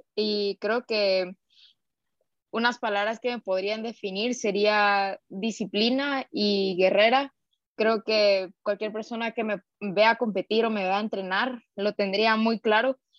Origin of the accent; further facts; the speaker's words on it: Guatemala City, Guatemala Department, Guatemala; soy guatemalteca, nacida acá en la capital